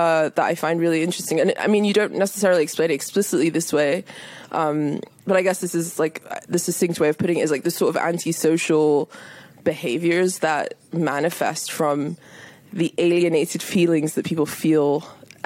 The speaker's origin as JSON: {"language": "English", "country": "United Kingdom", "tie": "born or raised there", "said": "here in the UK, at least when I was growing up"}